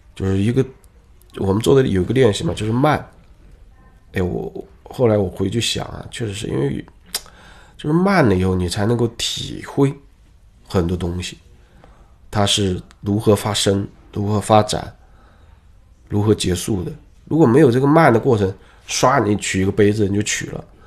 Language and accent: Chinese; China; 可能特别我们东方人或者我们中国人的特性吧